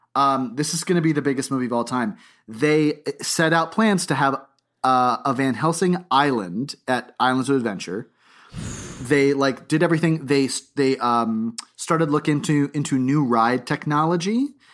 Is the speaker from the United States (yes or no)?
yes; Boca Raton, Florida, United States; I grew up, I was born in Boca Raton, Florida